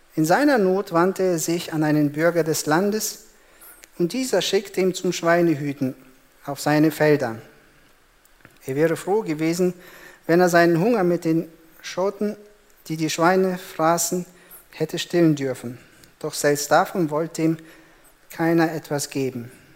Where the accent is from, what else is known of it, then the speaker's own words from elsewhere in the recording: Germany; bei uns in Deutschland